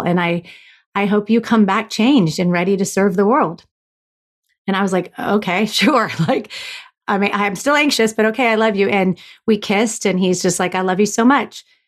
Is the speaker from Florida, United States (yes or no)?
yes; Florida, United States; I was raised in Florida